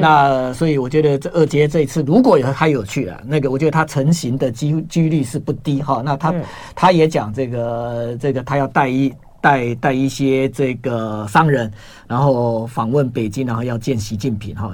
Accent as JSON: {"language": "Chinese", "country": "Taiwan", "said": "我们台湾人"}